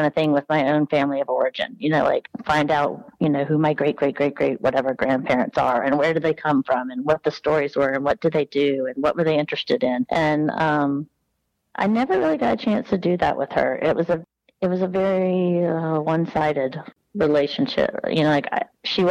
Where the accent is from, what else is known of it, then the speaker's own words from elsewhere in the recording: Deep South, United States; also born or lived in New York; I grew up in the deep South of the SEC